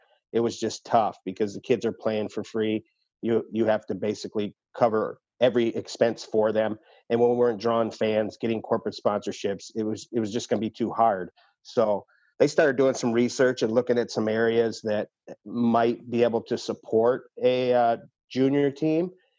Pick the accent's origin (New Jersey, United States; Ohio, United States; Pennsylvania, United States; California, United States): Ohio, United States; Toledo; So I did grow up here in Toledo and played youth hockey growing up back at the old sports arena.